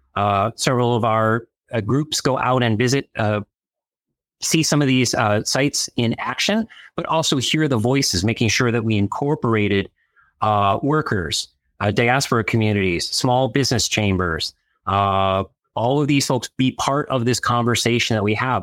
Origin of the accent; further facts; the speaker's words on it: Chicago, Illinois, United States; now in Washington, D.C., United States; my home state of, of Illinois